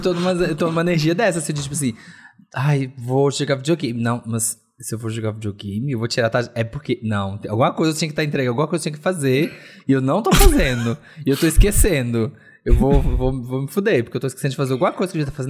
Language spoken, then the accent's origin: Portuguese; Minas Gerais, Brazil; Eu, como bom mineiro